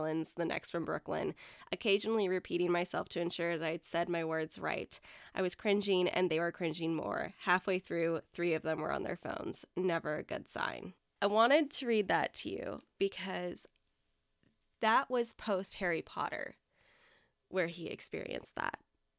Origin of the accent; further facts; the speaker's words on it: England, United Kingdom; I gave them my brightest smile and said … from England.